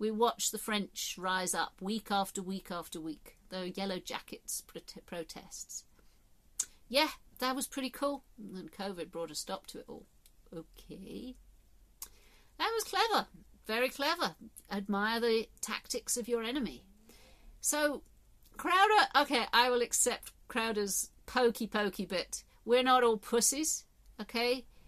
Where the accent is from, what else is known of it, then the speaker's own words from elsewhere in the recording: England, United Kingdom; born there; I'm not part of a tribe so much as I was born in England, and I'm part of this tribe.